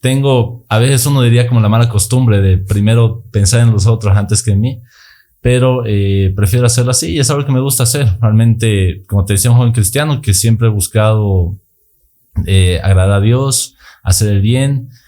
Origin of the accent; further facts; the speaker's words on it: Sucre, Chuquisaca, Bolivia; Yo nací en Sucre, viví en Sucre toda mi vida, en ningún momento me fui de acá. Eh, actualmente tengo 24 años.